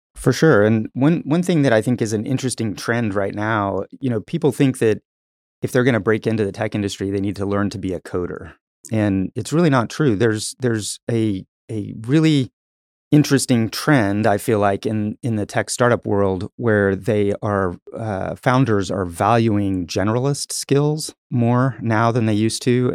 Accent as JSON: {"language": "English", "town": "Tulsa", "region": "Oklahoma", "country": "United States", "tie": "born or raised there", "also_born_or_lived": "Texas", "said": "I, I grew up in Tulsa, so I've, I've, I've been in Tulsa the majority of my life"}